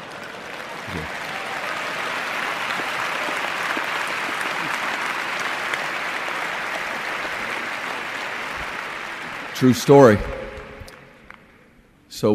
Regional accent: the South, United States; I'm from the South, so guy means boy or girly the one

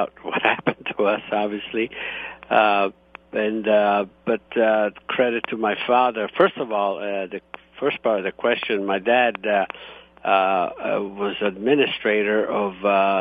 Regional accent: Istria County, Croatia; now in United States; I was born in Italy, and the region is Istria, and however now it's Croatia.

